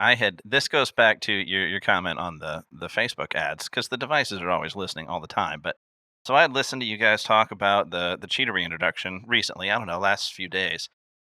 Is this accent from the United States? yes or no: yes; Illinois, United States; I was born in Illinois, so there's no love lost for Wisconsin here